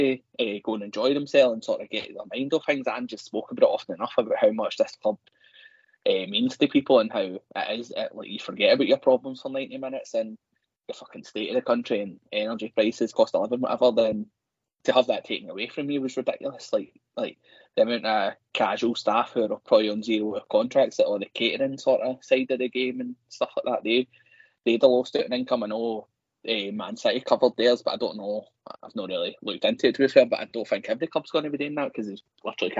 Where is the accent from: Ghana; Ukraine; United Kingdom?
United Kingdom; Scotland; you know what this country's like. But I've lived in it all my life